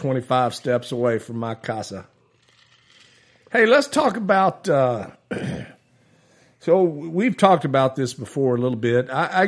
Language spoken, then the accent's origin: English; Minerva, Texas, United States; also born or lived in Taylor, Texas; So growing up in Minerva, Texas